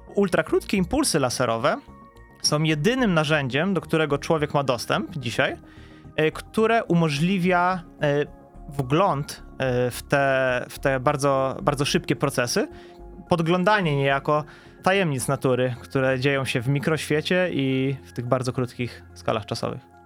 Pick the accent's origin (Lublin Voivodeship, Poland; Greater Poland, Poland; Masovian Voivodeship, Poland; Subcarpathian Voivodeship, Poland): Masovian Voivodeship, Poland; moved away as an adult; also born or lived in Warsaw / Munich; now in Wrocław, Poland; ja nie jestem rodowitym wrocławianinem, e, pochodzę z Mazowsza